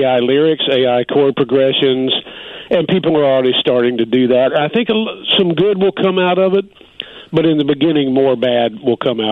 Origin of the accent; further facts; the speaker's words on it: North Carolina, United States; in the South where I grew up in North Carolina